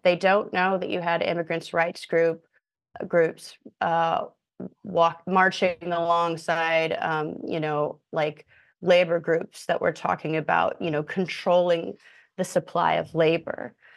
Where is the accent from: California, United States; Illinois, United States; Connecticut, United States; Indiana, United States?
Indiana, United States; moved away as an adult; now in New York, United States; I'm from Indiana, but I've moved to New York 'cause nothing going on in Indiana